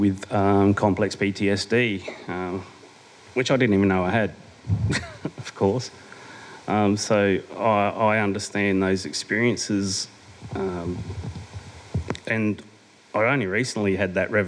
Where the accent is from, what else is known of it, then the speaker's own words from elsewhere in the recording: Adelaide, South Australia, Australia; moved away as an adult; also born or lived in Brisbane; I was born and bred down in Adelaide.